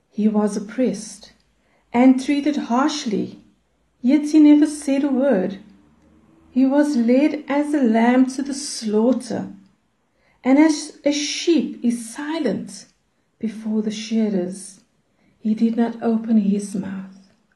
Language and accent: English; Cape Town, Western Cape, South Africa; I'm from Cape Town in South Africa.